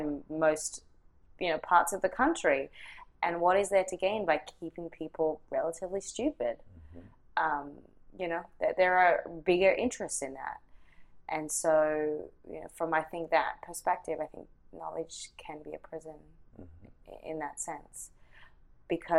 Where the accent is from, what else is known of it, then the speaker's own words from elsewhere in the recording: Australia; moved away; grew up in, you know, Australia and, yes, came here